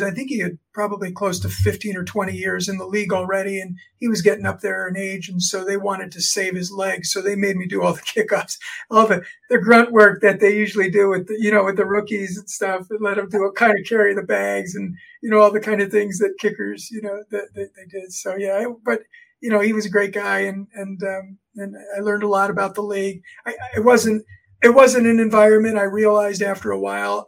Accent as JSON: {"language": "English", "region": "South Florida", "country": "United States", "tie": "born or raised there", "moved": "yes", "lives_now": "State College, United States", "said": "I grew up in Florida, South Florida"}